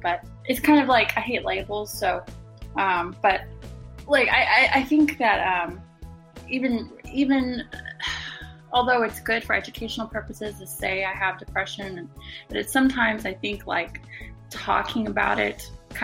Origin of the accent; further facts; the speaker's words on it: Charleston, South Carolina, United States; I'm originally from Charleston, South Carolina